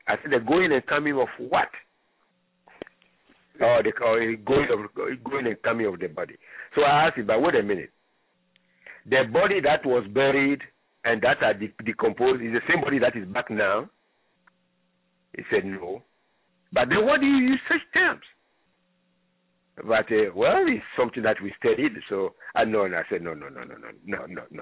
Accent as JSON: {"language": "English", "town": "Libreville", "region": "Estuaire", "country": "Gabon", "tie": "born or raised there", "moved": "yes", "said": "I grew up in Libreville, Gabon"}